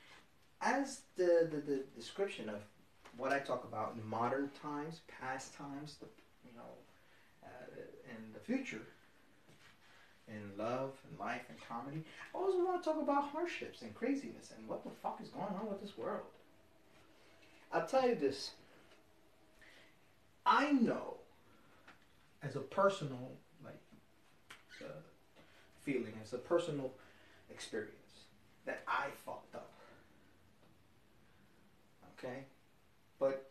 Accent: Jersey City, New Jersey, United States; I'm a northern Jersey boy. I'm from Jersey City

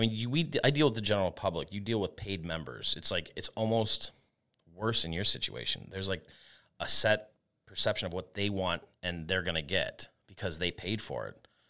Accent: Tucson, Arizona, United States; moved away as an adult; now in Rochester, United States; I'm from Tucson, Arizona. Uh, I was born and raised there, and I spent most of my life out there

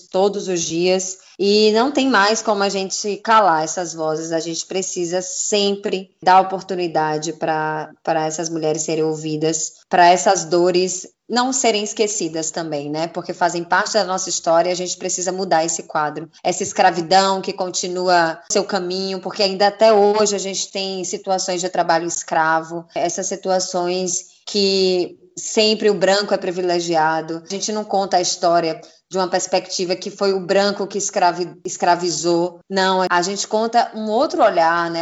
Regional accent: Northeast Region, Brazil; eu também sou nordestina

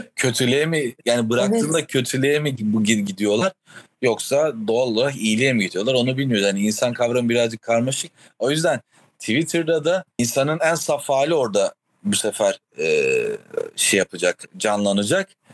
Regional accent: Rize Province, Turkey; burada büyümenin getirdiği

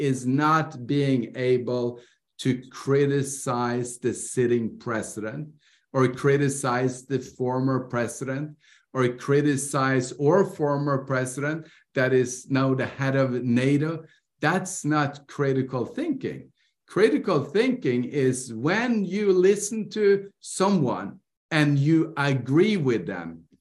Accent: Norway; I grew up in Norway.

